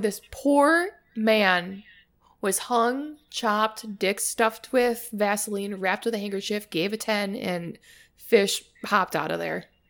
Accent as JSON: {"language": "English", "region": "Wisconsin", "country": "United States", "accent": "Wisconsin", "said": "my Wisconsin accent"}